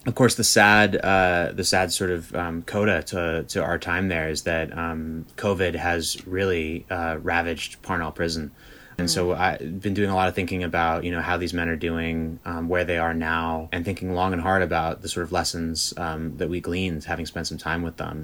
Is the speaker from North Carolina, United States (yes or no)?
no; Berkeley, California, United States; I grew up in Berkeley, not that far from uh, where the Black Panthers were founded